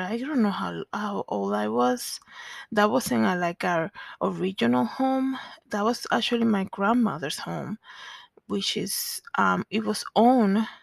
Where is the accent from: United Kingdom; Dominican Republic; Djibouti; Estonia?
Dominican Republic; now in Denver, United States; I was born in the Dominican Republic